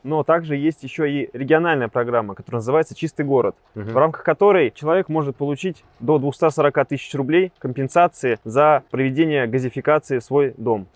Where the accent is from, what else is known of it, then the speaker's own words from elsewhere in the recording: Siberia, Russia; я сам сибиряк